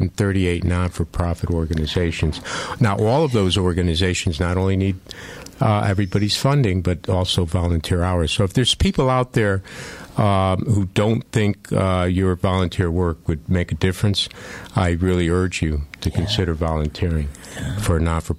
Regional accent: Waterbury, Connecticut, United States; I've been born and raised in Waterbury. I grew up on Buckingham Street, went to St. Margaret's Grammar School, Holy Cross High School, and the former Mattituck Community College, which is now called Naugatuck Valley Community College.

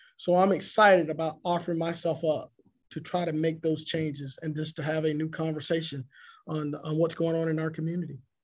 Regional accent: Augusta, Georgia, United States; I'm from Augusta, from East Augusta

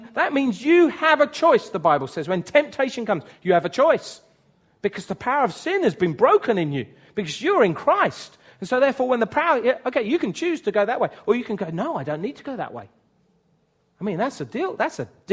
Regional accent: United Kingdom; I'm white British

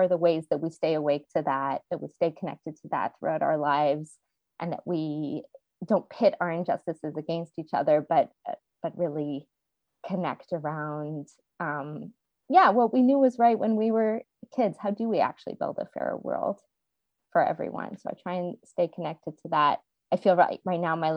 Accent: Montreal, Quebec, Canada; I grew up in Montreal, Quebec

